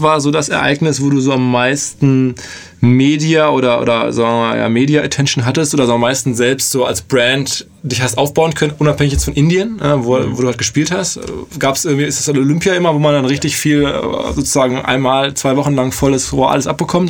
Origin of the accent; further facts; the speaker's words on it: Hamburg, Germany; als, als ähm, Hamburger